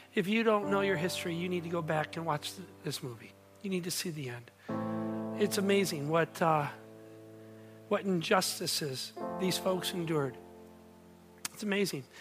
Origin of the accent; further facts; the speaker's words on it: North Monroe County, Michigan, United States; moved away as an adult; also born or lived in Downriver, Michigan; now in Taylor, United States; I grew up in North Monroe County, hung out a lot in southern part of Downriver